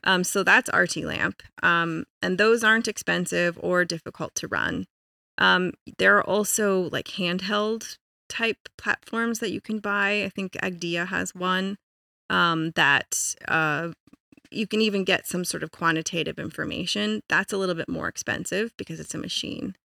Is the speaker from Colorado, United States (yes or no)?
yes; Colorado, United States; I was born and raised in Colorado